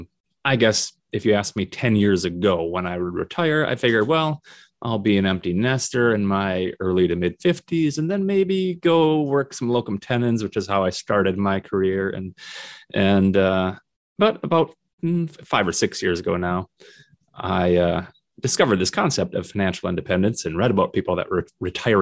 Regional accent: Minnesota, United States; also born or lived in South Dakota; now in Northern Michigan, United States; Minnesota, which is my home state

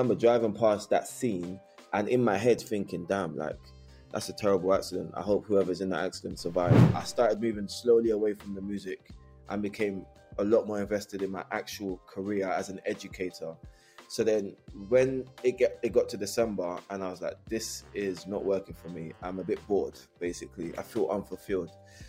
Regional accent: London, United Kingdom; I was raised in Bermondsey, South East London, which is a notoriously racist area at the time.

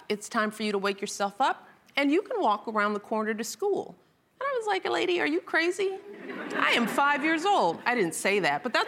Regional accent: Chicago, Illinois, United States; I was raised on the South Side of Chicago

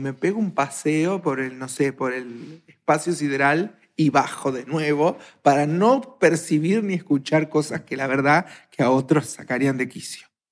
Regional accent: Argentina; soy argentina

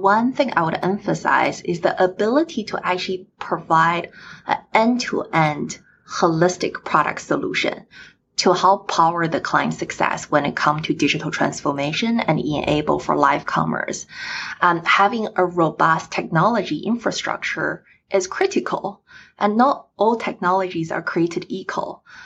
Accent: China; now in United States; I was born in China and my families are still in China

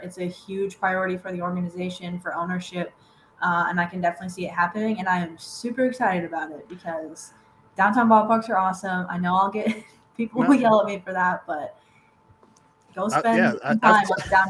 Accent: Iowa, United States; now in Kansas City, United States; I'm from Iowa.

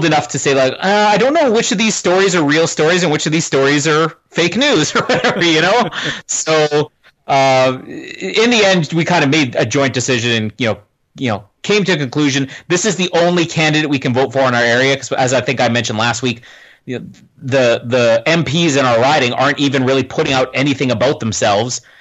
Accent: Canada; if you live in Canada

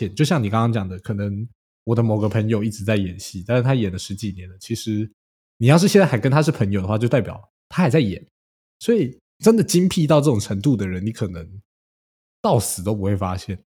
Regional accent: China; 其实我是中国人，我挺饿。

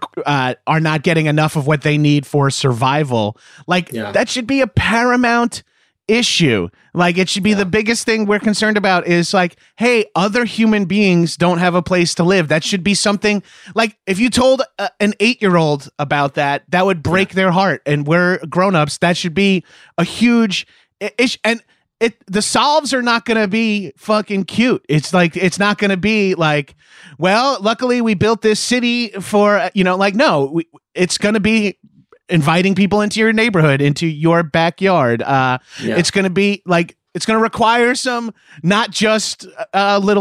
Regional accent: Bellmore, New York, United States; now in Los Angeles, United States; I'm class of 2000, Mepham High School

